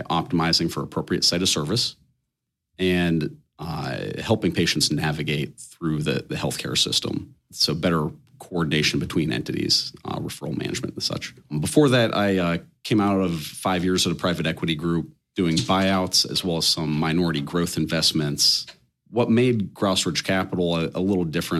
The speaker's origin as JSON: {"language": "English", "town": "Pittsburgh", "region": "Pennsylvania", "country": "United States", "tie": "born or raised there", "said": "I'm born and raised in Pittsburgh"}